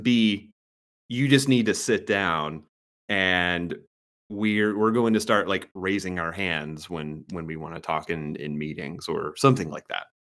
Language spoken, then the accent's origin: English; the South, United States; I grew up in the South